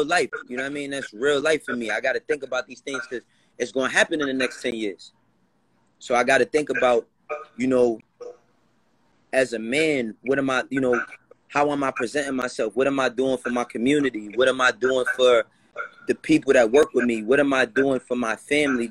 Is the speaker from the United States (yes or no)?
yes; New York City, New York, United States; I'm from Harlem and the Bronx